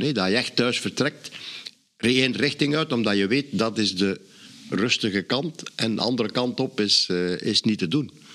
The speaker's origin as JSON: {"language": "Dutch", "region": "Flanders", "country": "Belgium", "said": "als Vlaming zijnde"}